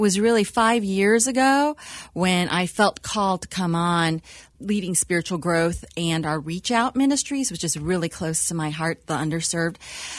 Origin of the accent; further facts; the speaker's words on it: United States; I'm a first-generation Chinese born in the U.S.